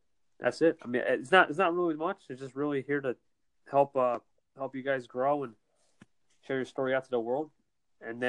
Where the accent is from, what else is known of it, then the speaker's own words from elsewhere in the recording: New Jersey, United States; I'm from NJ, New Jersey